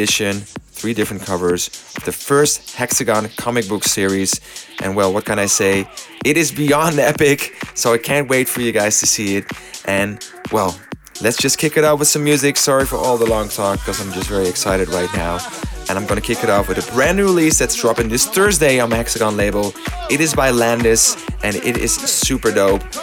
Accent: Amsterdam, North Holland, Netherlands; Amsterdam, in my hometown

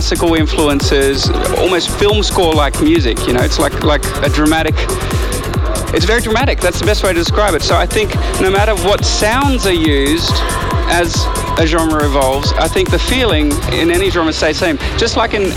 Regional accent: Australia; I love playing in Australia so much. It's my hometown

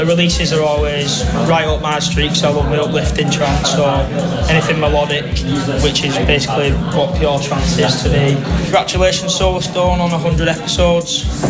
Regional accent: Wigan, North West England, United Kingdom; I'm from Wigan.

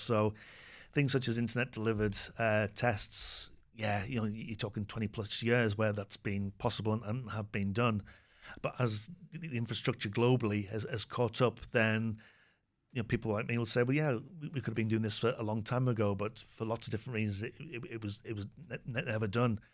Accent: United Kingdom; speaking as a Brit

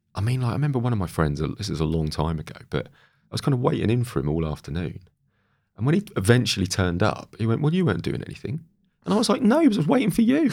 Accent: Great Yarmouth, East of England, United Kingdom; I grew up in Great Yarmouth by the sea

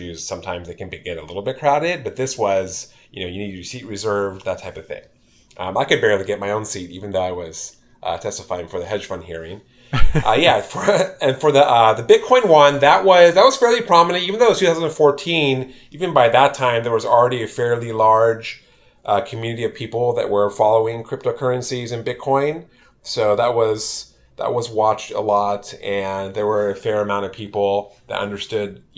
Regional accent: California, United States; grew up in California, went to UC Berkeley

